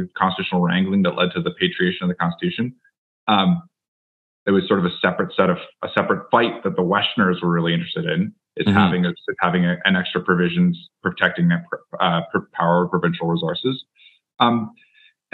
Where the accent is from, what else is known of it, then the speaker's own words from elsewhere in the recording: Calgary, Alberta, Canada; I'm an Albertan. I was raised in Calgary.